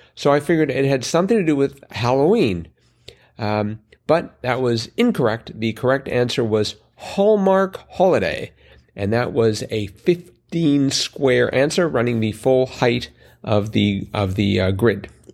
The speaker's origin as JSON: {"language": "English", "country": "Canada", "said": "being Canadian"}